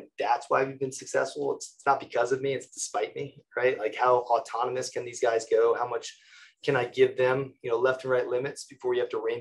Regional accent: Connecticut, United States; I'm from Connecticut.

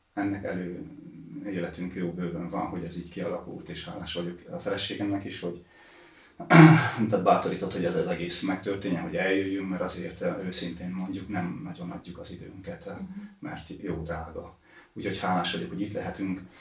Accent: Transylvania, Székely Land, Romania; also born or lived in Balaton, Hungary; now in Hungary; Erdélyből származom, Székelyföldről

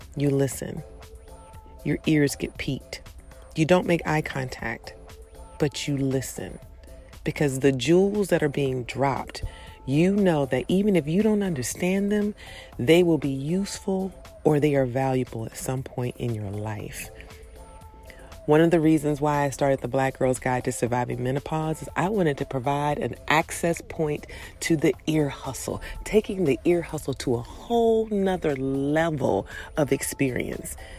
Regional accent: Prince George's County, Maryland, United States; When I was growing up in Prince George's County, Maryland

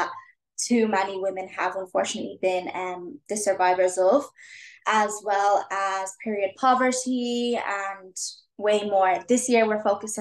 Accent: Leixlip, Leinster, Ireland; In my hometown, I live in a town called Leixlip. It's a small town.

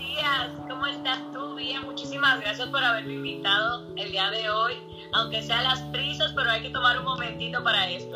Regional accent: Santiago de los Caballeros, Santiago, Dominican Republic; donde yo soy, de la República Dominicana, en Santiago

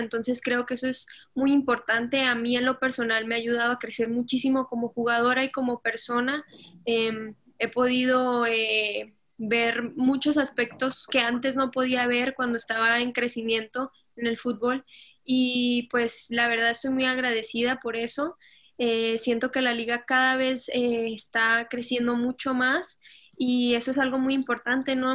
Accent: Mexico; born or raised there; also born or lived in Colombia

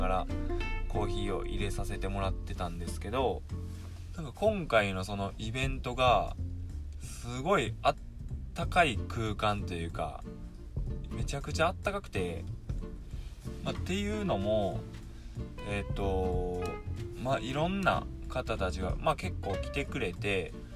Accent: Mie, Japan; 僕三重県在住で地元は三重県で

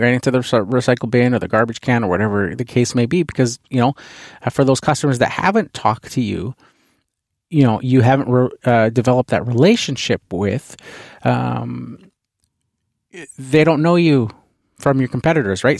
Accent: Canada; being Canadian here, uh, hockey is a huge, uh, the N H L team here is the, the, um, Vancouver Canucks

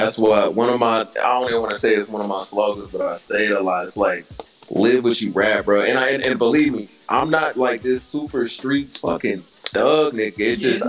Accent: the Bay Area, Northern California, United States; I'm from NorCal, right? Like Gotti from SoCal. He from the LA area. I'm from the Bay. So we don't bang like that up here.

